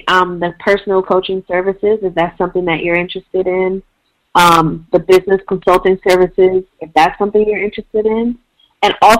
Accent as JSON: {"language": "English", "region": "Midwest", "country": "United States", "also_born_or_lived": "Washington, D.C.", "moved": "as an adult", "lives_now": "Portland, United States", "said": "I'm originally from the Midwest and lived in D.C. for the past 4 or 5 years"}